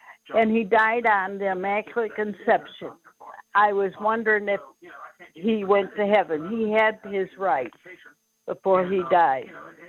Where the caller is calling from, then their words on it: Texas, United States; I'm calling from Texas.